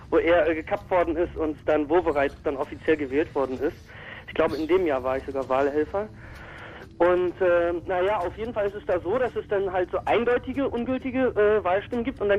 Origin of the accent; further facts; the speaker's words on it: Berlin, Germany; also ich äh, komme jetzt nicht aus Neukölln, ich komme aus Kreuzberg